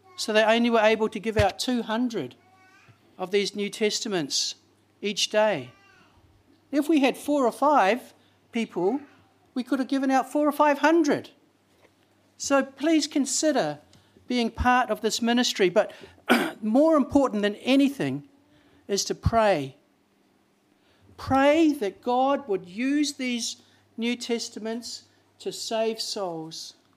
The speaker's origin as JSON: {"language": "English", "region": "Auckland", "country": "New Zealand", "said": "I'm from South Auckland, you know, South Sidebro"}